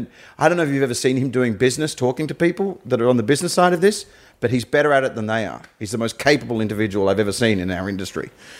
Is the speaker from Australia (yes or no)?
yes; Australia; I'm an Australian comedian that worked overseas.